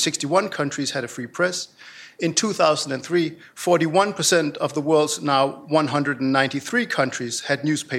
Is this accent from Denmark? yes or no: yes; Denmark; moved away; In my home country, Denmark